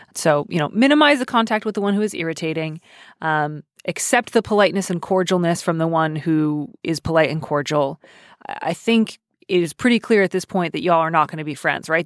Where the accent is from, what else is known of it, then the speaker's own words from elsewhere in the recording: Midwest, United States; I am Midwestern